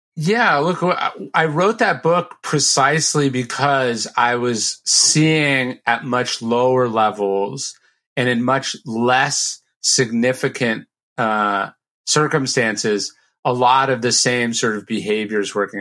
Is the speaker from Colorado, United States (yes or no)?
no; Sacramento, California, United States; I grew up in a in Sacramento, which is a pretty conservative town